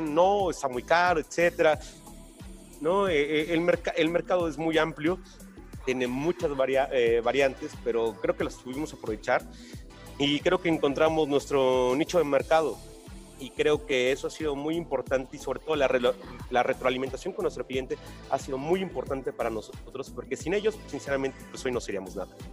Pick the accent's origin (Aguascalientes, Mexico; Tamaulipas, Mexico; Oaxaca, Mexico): Oaxaca, Mexico; los empresarios somos oaxaqueños